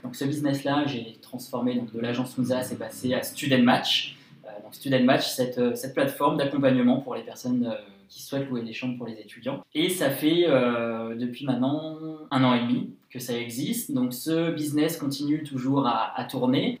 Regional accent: Lyon, Auvergne-Rhône-Alpes, France; also born or lived in Paris / New York; j'ai 25 ans, je suis lyonnais

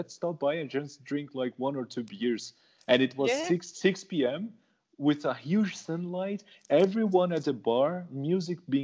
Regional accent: São Paulo, Brazil; moved away as an adult; I'm from São Paulo, so I'm from Southeast

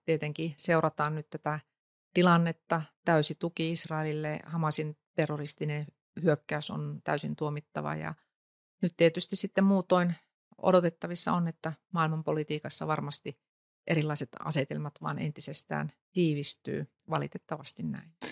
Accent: North Savo, Finland; No mä tulen Ylä-Savosta

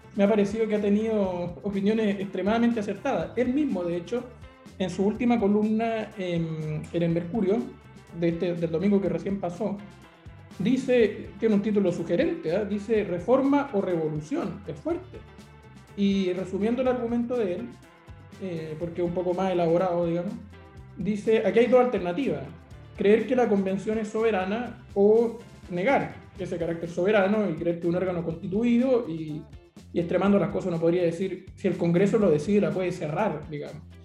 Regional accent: Concepción, Biobío, Chile; moved away; Concepción, eh, mi ciudad de origen

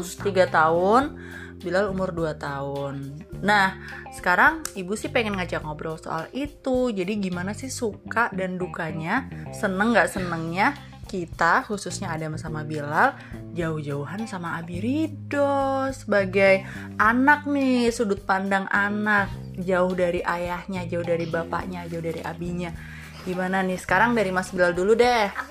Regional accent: Banjarnegara, Central Java, Indonesia; asli Banjarnegara

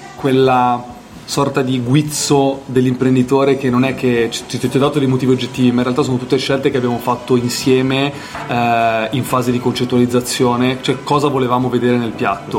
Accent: Apulia, Italy; Io sono pugliese, mia madre faceva le orecchiette

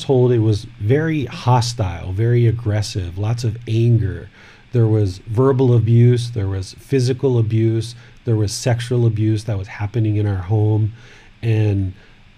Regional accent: Washington, District of Columbia, United States; moved away as an adult; also born or lived in Maryland; now in Chiang Mai, Thailand; I was born in 1974 in Washington, D.C.

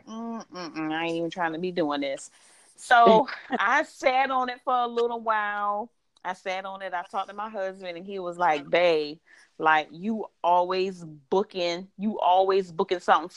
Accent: Savannah, Georgia, United States; born and raised in Savannah, Georgia.

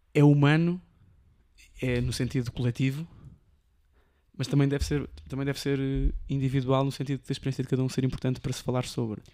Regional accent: Almada, Setúbal, Portugal; also born or lived in Lisbon; apanhar o barco de, de volta para Almada e iria para a minha zona

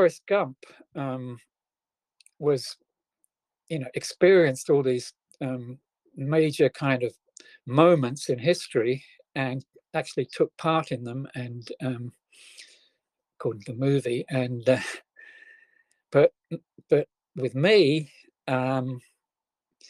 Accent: England, United Kingdom; I was born in England, the very early 1950s, just after World War II.

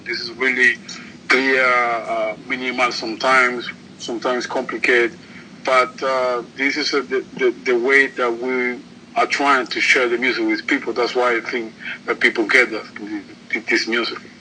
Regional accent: Cuba; I'm from Cuba.

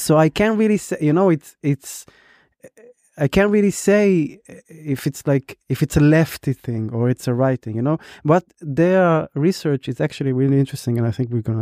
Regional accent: Israel; now in Berlin, Germany; I used to like identify as an Israeli

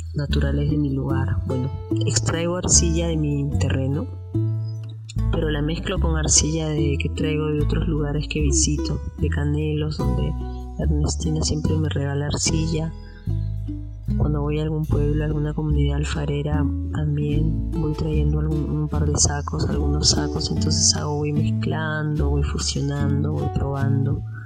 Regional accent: Lima, Peru; now in Manglar Alto, Ecuador; vivo en Ecuador, en Manglar Alto, en una playa, en un pueblo de la costa ecuatoriana, pero nací en Perú, soy peruana, nací en Lima

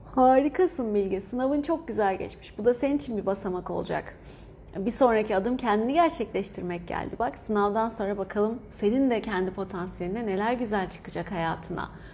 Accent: Hatay, Turkey; born or raised there

